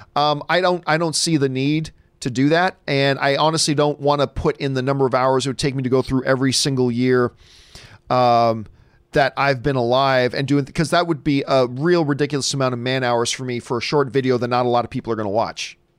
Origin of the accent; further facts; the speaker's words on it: Hamilton, Ontario, Canada; also born or lived in Halifax, Nova Scotia; now in United States; Hamilton, Ontario is home for me, but I was born in Halifax, and I still have family there